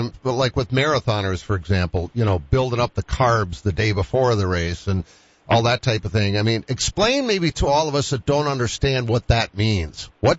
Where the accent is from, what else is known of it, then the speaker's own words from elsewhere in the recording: Boston, Massachusetts, United States; moved away as an adult; now in Sioux Falls, United States; I've been here 45 years, and I'm a Bostonian, never had any intention of being here for more than 2 years, and here I still am.